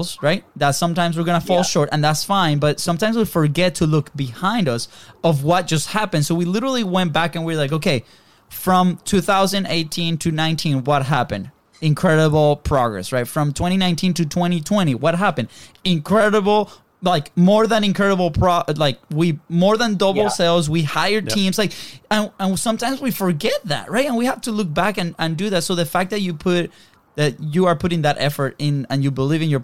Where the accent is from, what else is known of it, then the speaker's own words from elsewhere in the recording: Venezuela; moved away; we're from Venezuela originally